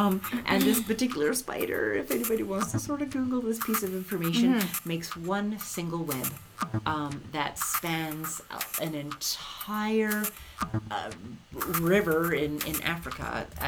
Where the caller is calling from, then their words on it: Cheadle, Alberta, Canada; I'm listening from Cheadle, Alberta.